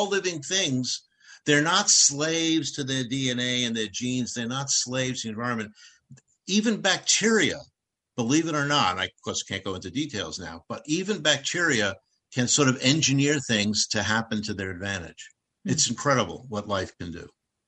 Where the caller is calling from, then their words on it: Rockville, Maryland, United States; I'm in Rockville, Maryland, outside of Washington, D.C.